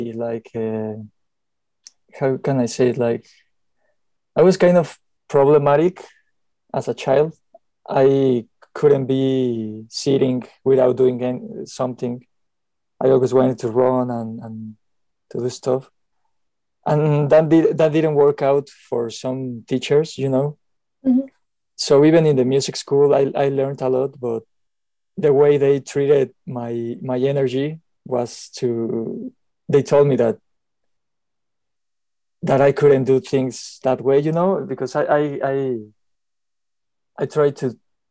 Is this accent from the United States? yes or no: no; Mexico City, Mexico; moved away as an adult; I'm from Mexico, Mexico City